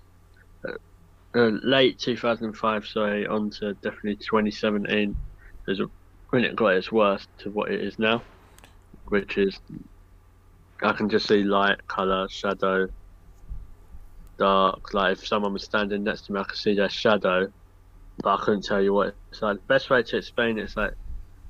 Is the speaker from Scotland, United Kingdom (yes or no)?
no; Waltham Cross, East of England, United Kingdom; born or raised there; also born or lived in Enfield, London